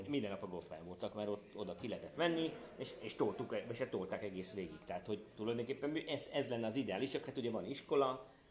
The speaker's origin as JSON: {"language": "Hungarian", "town": "Tihany", "region": "Veszprém County", "country": "Hungary", "tie": "born or raised there", "also_born_or_lived": "Budapest", "moved": "yes", "lives_now": "Tihany, Hungary", "said": "én ugye Tihanyba születtem, tehát én oda valósi vagyok, aztán fölköttem Pestre"}